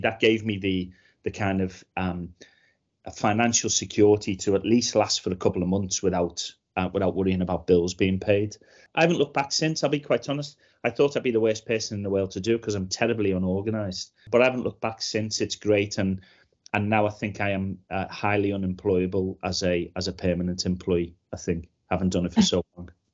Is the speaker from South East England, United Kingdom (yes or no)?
no; Liverpool, North West England, United Kingdom; I grew up in Liverpool in the eighties